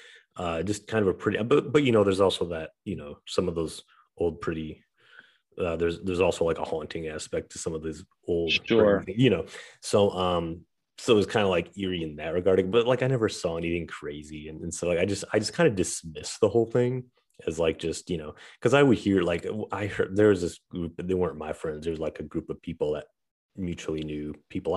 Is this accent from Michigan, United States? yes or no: yes; Saginaw, Michigan, United States; there's this cemetery near my hometown where I grew up. In Saginaw, Michigan